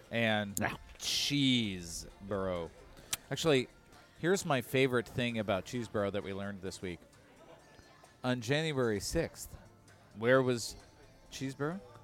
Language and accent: English; Chicago, Illinois, United States; we're from Chicago